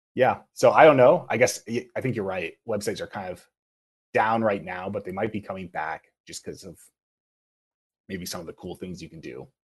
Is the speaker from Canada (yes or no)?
yes; Kingston, Ontario, Canada; moved away as an adult; also born or lived in Kitchener-Waterloo; now in Toronto, Canada; I'm originally from Kingston.